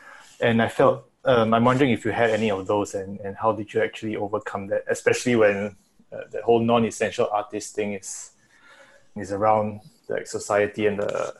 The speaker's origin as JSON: {"language": "English", "country": "Singapore", "said": "I'm from Singapore, so."}